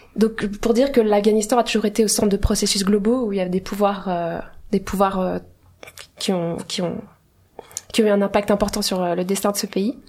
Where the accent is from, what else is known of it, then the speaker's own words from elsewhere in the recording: Geneva, Switzerland; je suis née à Genève. Mais mes parents sont les deux iraniens